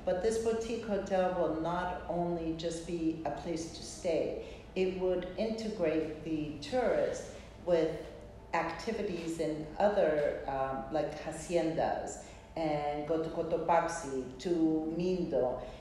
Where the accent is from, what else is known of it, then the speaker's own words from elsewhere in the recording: Rhodes, South Aegean, Greece; So actually, my dream as a child, um, I grew up in Greece. I lived there for 14 years.